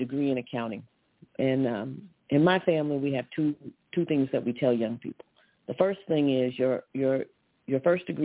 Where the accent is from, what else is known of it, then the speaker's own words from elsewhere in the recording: Missouri, United States; moved away as an adult; also born or lived in California; now in New Jersey, United States; I'm a Midwest girl. I grew up in the Show Me State